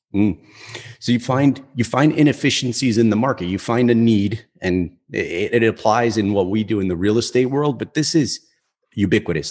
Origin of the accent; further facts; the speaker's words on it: Newark, New Jersey, United States; I grew up in in Newark, right? So it's it's a pretty densely populated city here in New Jersey